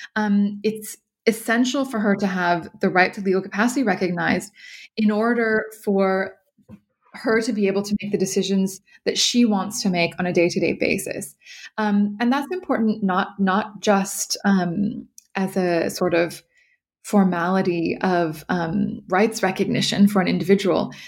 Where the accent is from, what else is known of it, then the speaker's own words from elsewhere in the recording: California, United States; moved away as an adult; also born or lived in New York / Brussels / Ireland; I am originally from California